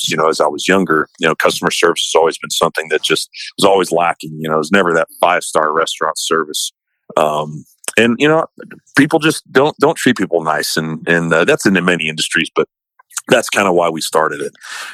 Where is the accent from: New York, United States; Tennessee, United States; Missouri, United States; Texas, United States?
Texas, United States; Poteet; also born or lived in San Antonio, Texas; I grew up in Poteet, Texas, and have lived kind of in the San Antonio area for most of my life